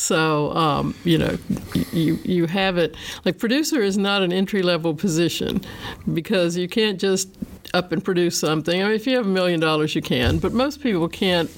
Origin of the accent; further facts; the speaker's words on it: South Central Virginia, United States; I'm from South Central Virginia, in what used to be tobacco country